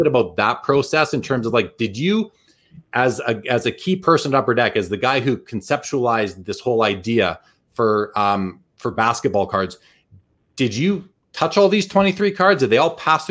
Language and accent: English; Canada; I'm also Canadian.